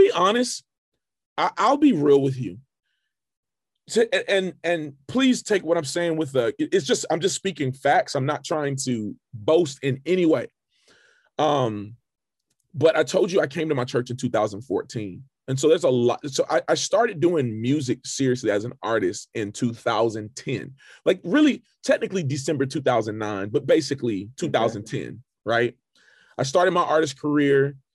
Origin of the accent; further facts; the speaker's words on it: Fayetteville, North Carolina, United States; now in Charlotte, United States; I'm from Fayetteville, North Carolina, originally.